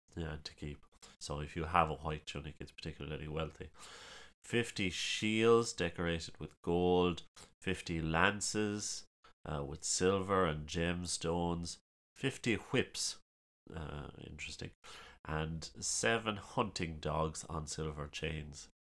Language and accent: English; Ballylongford, Munster, Ireland; As you can probably guess from the ridiculous accent, uh, I'm from County Kerry, small town of Ballylongford.